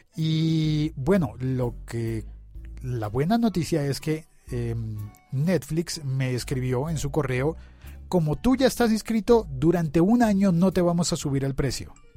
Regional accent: Colombia; yo vivo en Colombia

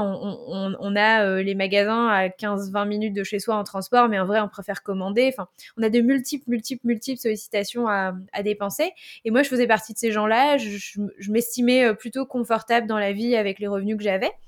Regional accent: Île-de-France, France; also born or lived in Paris; je vivais à Paris, mais j'ai grandi en Ile-de-France et j'ai vécu à Paris en tant que jeune active.

